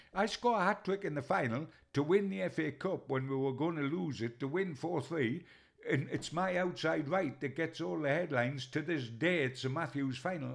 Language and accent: English; Newcastle upon Tyne, North East England, United Kingdom; I'm a Geordie, and we were born into a number nine legend